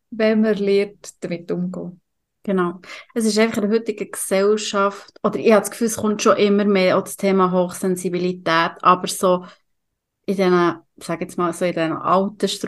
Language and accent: German; Aargau, Switzerland; Und ich als Aargauer richtig Glück gehabt.